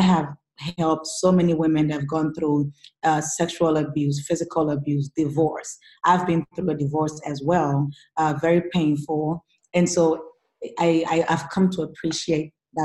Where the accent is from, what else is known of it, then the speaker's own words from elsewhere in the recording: Ghana; now in United States; before I came to the United States, I come from Ghana, which is in West Africa. And I grew up, you know, single mom, very, very poor background